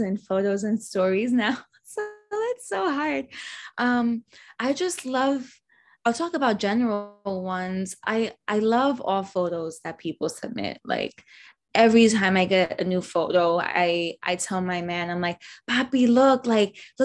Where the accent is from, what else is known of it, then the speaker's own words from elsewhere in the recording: New York City, New York, United States; I'm from New York